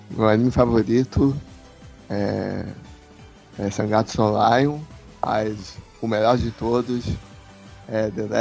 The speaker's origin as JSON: {"language": "Portuguese", "region": "Rio de Janeiro", "country": "Brazil", "said": "É, sou do Rio de Janeiro."}